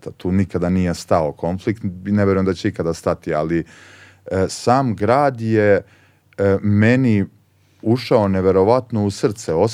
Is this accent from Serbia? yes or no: yes; Požega, Zlatibor District, Serbia; moved away; also born or lived in Belgrade; dok sam živeo kao klinac u Požegi